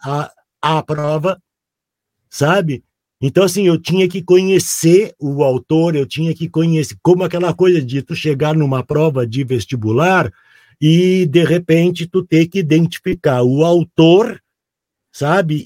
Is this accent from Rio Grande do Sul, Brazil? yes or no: yes; Porto Alegre, Rio Grande do Sul, Brazil; um guri lá do Rio Grande do Sul, morando em Porto Alegre